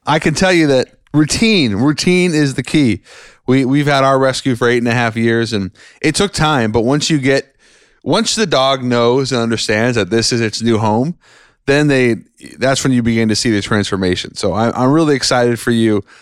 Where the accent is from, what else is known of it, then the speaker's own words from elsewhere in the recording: Seattle, Washington, United States; now in Long Island, United States; my home state, Washington, Seattle